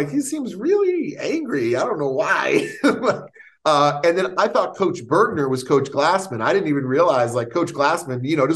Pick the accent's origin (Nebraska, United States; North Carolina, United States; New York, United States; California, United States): New York, United States; "Oh yeah, you know, I come from New York. I used to play ball. and never. I'm going to try this stuff out."